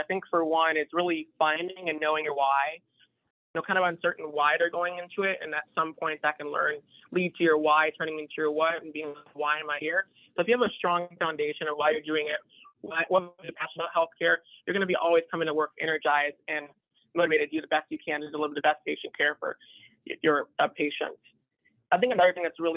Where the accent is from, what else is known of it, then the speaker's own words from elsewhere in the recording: San Diego, California, United States; I'm originally from San Diego, California